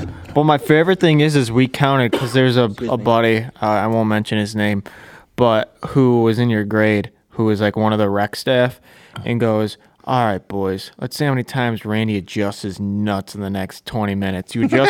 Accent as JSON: {"language": "English", "town": "Arcade", "region": "New York", "country": "United States", "tie": "born or raised there", "said": "you drove in to in our hometown, in Arcade, well, my hometown"}